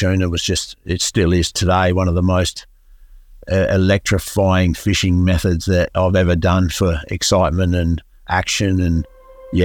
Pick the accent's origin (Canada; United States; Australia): Australia; Streaky Bay, South Australia; I'm from Streaky Bay on the Eyre Peninsula of South Australia.